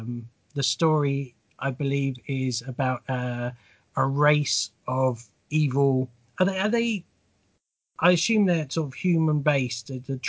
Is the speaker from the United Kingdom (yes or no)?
yes; United Kingdom; I hate being British sometimes